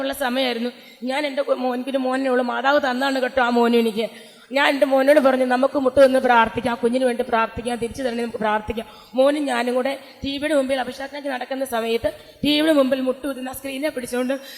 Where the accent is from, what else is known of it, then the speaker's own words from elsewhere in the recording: Athirampuzha, Kerala, India; വീട് അതിരമ്പുഴയിൽ നിന്ന് വരുന്നു കോട്ടയം ഡിസ്ട്രിക്റ്റിലുള്ള അതിരമ്പുഴയിൽ നിന്ന്